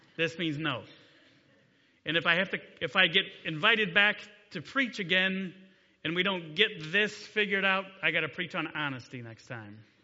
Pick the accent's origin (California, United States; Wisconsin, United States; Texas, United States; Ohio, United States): Ohio, United States; Delta; also born or lived in Grayson, Kentucky; I grew up in Delta. I graduated from Delta High School a long time ago.